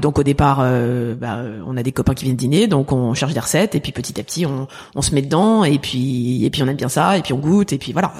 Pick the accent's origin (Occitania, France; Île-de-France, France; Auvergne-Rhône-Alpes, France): Île-de-France, France; Paris; also born or lived in Boston, United States; j'ai grandi dans le 19e arrondissement